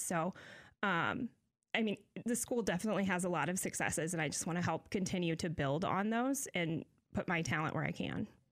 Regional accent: Decatur, Illinois, United States; I'm born and raised in Decatur.

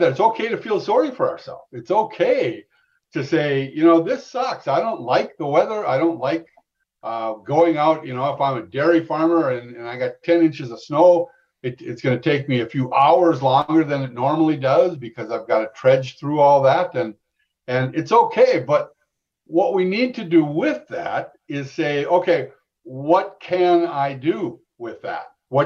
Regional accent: Minnesota, United States; I'm from Minnesota

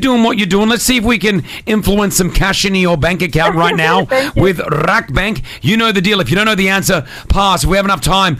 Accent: Australia; now in Dubai, United Arab Emirates; I'm Australian.

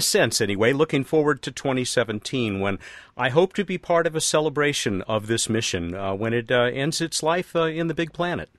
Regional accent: United States; I'm another American

